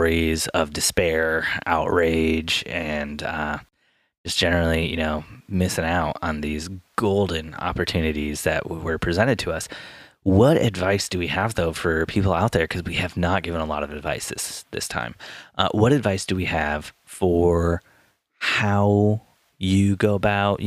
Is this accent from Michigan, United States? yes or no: yes; Michigan, United States; now in Indiana, United States; I was born in Michigan.